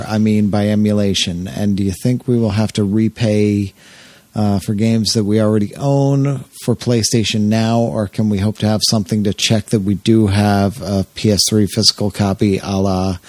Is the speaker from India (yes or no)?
no; Canada; English is a second language; Sorry if my English is shitty, but I'm French Canadian.